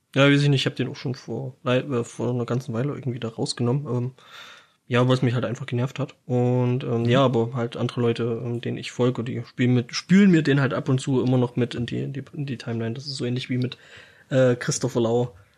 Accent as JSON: {"language": "German", "country": "Germany", "said": "bei uns in Deutschland"}